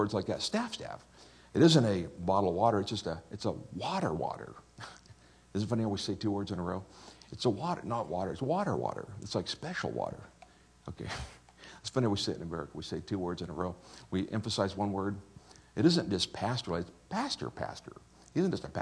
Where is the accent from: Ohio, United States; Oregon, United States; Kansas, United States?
Kansas, United States; Wichita; I'm from Wichita